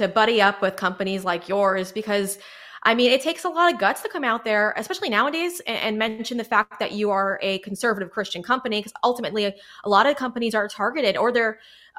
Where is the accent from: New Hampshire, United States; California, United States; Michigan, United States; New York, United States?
New York, United States; I'm a New Yorker